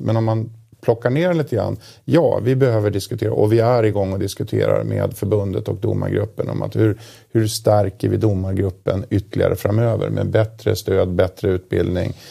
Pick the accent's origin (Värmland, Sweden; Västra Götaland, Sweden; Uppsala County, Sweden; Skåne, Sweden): Uppsala County, Sweden; Uppsala; jag kommer från Uppsala